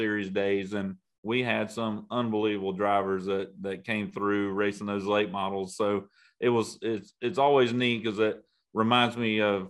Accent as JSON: {"language": "English", "town": "Pensacola", "region": "Florida", "country": "United States", "tie": "born or raised there", "moved": "yes", "said": "that's my hometown, Pensacola, Florida."}